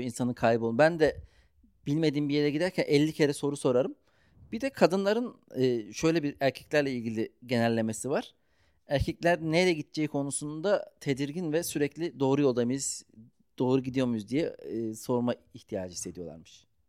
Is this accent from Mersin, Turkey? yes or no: no; Ankara, Turkey; Ben Ankaralıyım